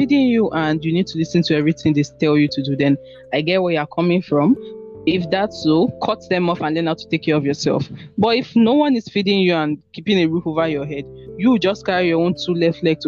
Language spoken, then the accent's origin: English; Lagos, Nigeria; Born and raised in Lagos